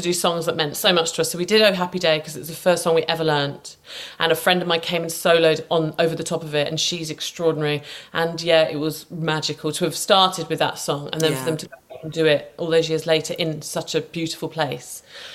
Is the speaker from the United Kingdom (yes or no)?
yes; St Neots, East of England, United Kingdom; my hometown. It wasn't in St Neots